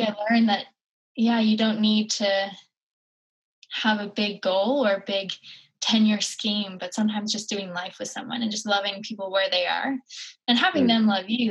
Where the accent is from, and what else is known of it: Cape Breton Island, Nova Scotia, Canada; born or raised there